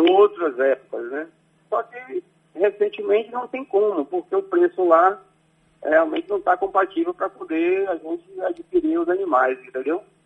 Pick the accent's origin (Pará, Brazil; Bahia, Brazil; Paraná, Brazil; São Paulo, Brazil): Bahia, Brazil; Conceição do Jacuípe; moved away; minha cidade natal, né? Conceição do Jacuípe, a qual eu, eu prezo muito, tenho muita admiração e onde eu fui criado